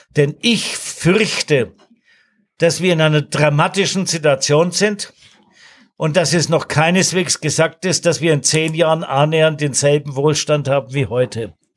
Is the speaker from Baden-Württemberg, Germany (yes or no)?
no; Nuremberg, Bavaria, Germany; meiner Heimatstadt Nürnberg